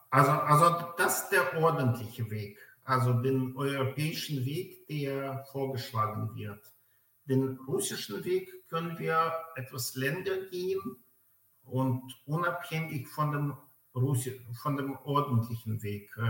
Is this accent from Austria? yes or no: no; Belarus; born there; also born or lived in Germany; Äh, also ich bin gebürtiger Weißrusse, äh, Jahrgang 74. Ich habe in Deutschland Jura studiert äh, und in Freiburg 2003 promoviert.